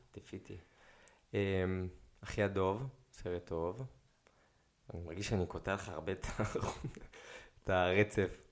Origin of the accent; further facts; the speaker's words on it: Israel; אמרתי לו, "ישראל."